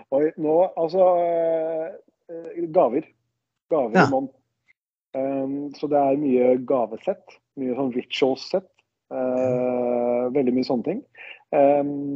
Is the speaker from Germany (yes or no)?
no; Denmark; now in Norway; jeg er jo dansk